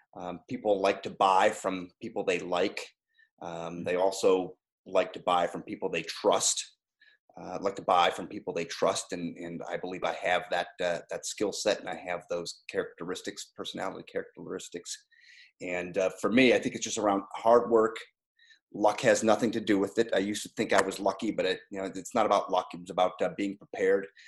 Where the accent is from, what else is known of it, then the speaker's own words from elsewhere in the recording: Strongsville, Ohio, United States; moved away as an adult; I grew up in Strongsville, Ohio, a small suburb town outside of Cleveland